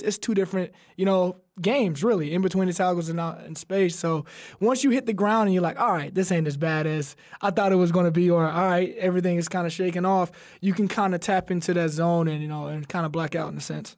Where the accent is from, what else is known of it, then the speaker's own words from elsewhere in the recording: Alabama, United States; We're both from Alabama